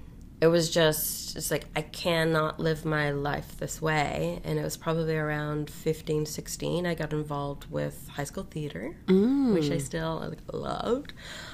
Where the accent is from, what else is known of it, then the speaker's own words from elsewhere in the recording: Glasgow, Scotland, United Kingdom; born there; I was born in Glasgow, Scotland, the Royal Infirmary there, which is fondly known as Rotten Row Hospital. Well, Glasgow's a very old city, and you'll hear I have a slight little lilt that comes out sometimes.